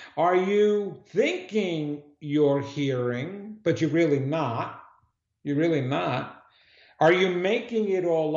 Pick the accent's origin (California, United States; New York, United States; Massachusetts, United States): New York, United States; New York City; I'm a New Yorker